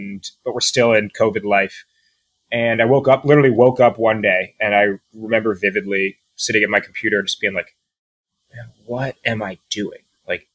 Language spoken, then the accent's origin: English; New York, United States; moved away as an adult; also born or lived in West Coast; I'm in New York, and I grew up in New York